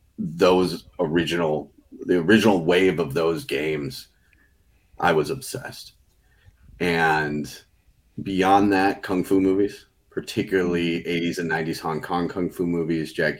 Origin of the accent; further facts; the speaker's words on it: Chicagoland area, Illinois, United States; I'm a filmmaker from the Chicagoland area, not in the city, not very far from the city, though. We're in Brookfield